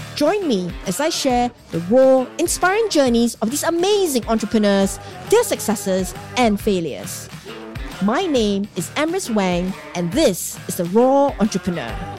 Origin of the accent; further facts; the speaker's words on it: Singapore; my home country, Singapore